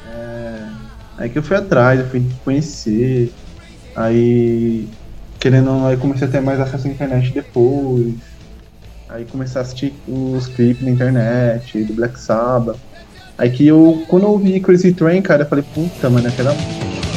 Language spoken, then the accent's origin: Portuguese; Brazil; a gente é brasileiro